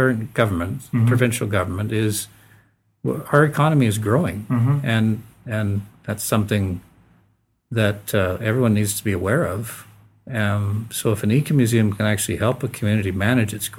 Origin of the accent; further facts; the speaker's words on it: Souris, Manitoba, Canada; moved away; my hometown. Where I grew up